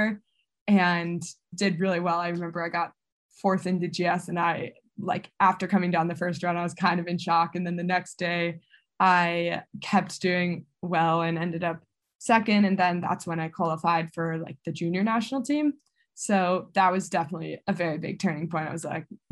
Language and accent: English; Buffalo, New York, United States; Coming from Buffalo